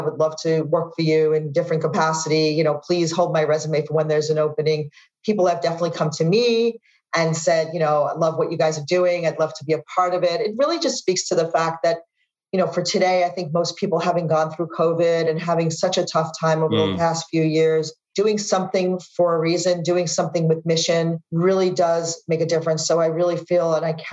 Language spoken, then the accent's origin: English; New York, United States; moved away; as a New Yorker